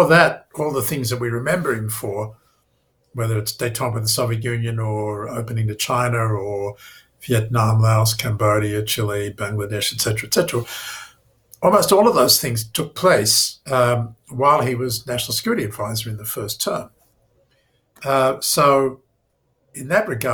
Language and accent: English; Australia; moved away; as an Australian student in Jerusalem back in 1973